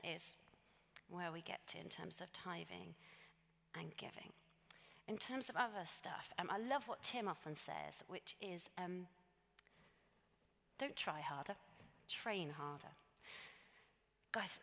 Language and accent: English; United Kingdom; we're British